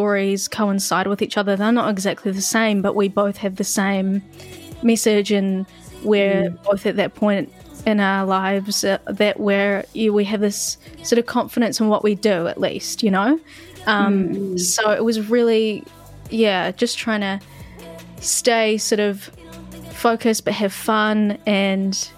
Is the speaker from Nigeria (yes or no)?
no; Christchurch, Canterbury, New Zealand; I really enjoyed growing up in Christchurch, and Christchurch as a whole is a lot more of a calm vibe